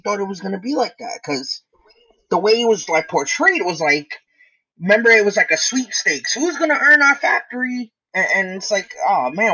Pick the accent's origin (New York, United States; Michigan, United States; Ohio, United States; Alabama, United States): New York, United States; New York City; As a Brooklynite, born and raised in Williamsburg